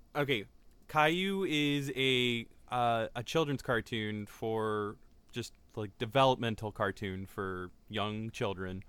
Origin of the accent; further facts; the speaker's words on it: United States; we're American